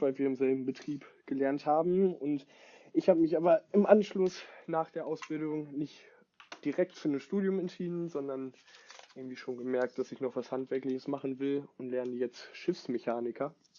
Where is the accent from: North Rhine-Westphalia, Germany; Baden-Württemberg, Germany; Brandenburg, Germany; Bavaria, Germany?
North Rhine-Westphalia, Germany; Bad Oeynhausen; now in Hamburg, Germany; wohne in Hamburg, komme aber nicht wie Grieco nicht gebürtig aus Hamburg, sondern aus Bad Oeynhausen